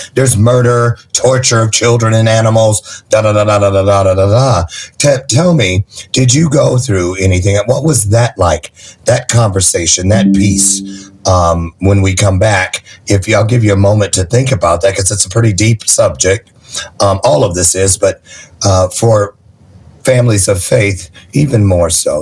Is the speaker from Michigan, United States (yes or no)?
yes; Niles, Michigan, United States; also born or lived in Berrien Springs, Michigan; raised in Niles